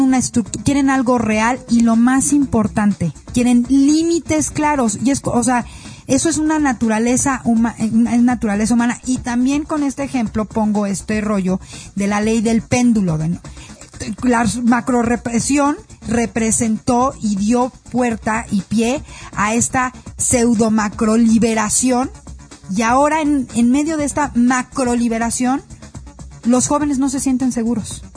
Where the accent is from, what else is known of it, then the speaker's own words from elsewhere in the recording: Mexico; soy mexicana